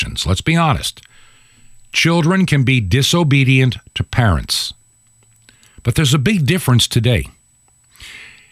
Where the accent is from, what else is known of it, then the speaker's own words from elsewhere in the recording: New York, United States; moved away as an adult; I was born in New York. Lived there for the first 18 years of my life.